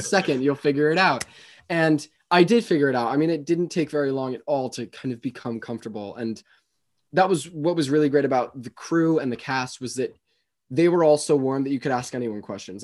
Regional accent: Westport, Connecticut, United States; I grew up in, um, well, I'm still here, but I'm in Westport, Connecticut

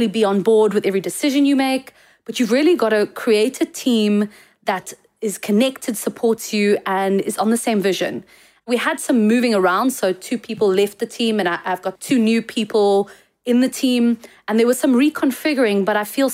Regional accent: South Africa; as South African designers

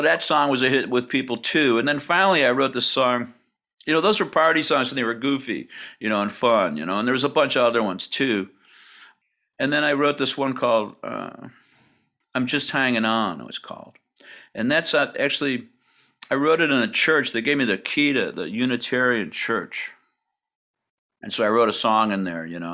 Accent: Hamburg, New York, United States; I grew up in Buffalo, south of Buffalo, in a place called Hamburg, New York

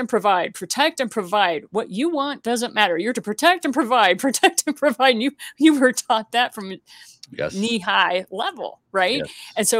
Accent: Missouri, United States; And for me, it's about the grits. Okay. I'm from Southern Missouri.

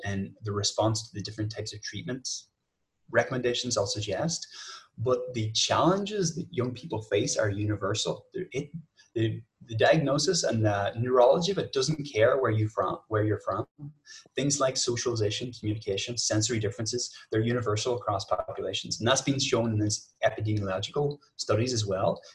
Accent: Ireland; I'm from Ireland

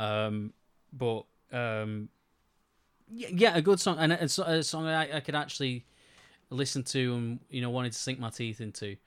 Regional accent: United Kingdom; I am British

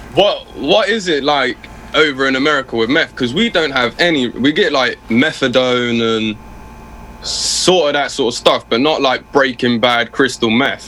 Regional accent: Oxford, South East England, United Kingdom; born or raised there

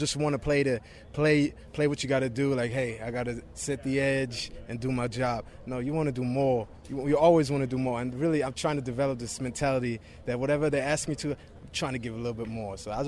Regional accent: Germany; English is a second language; also born or lived in Boston College; now in United States; I'm from Germany

